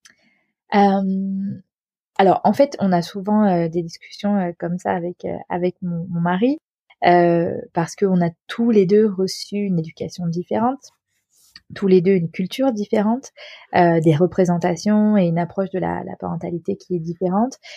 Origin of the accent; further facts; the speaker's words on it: France; j'ai grandi en France